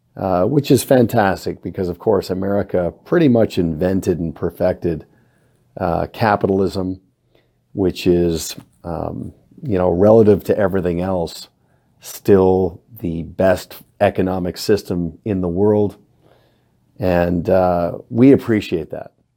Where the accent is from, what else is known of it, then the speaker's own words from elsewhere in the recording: Canada; also born or lived in Kelowna; as a Canadian with many friends in the United States, we kinda get a two for one because our Thanksgiving occurs in October